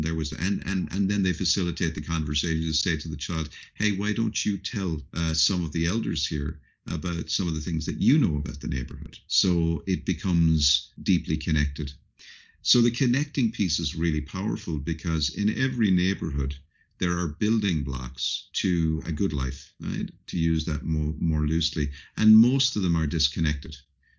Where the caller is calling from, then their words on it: Dublin, Leinster, Ireland; I'm calling in from Dublin, Ireland today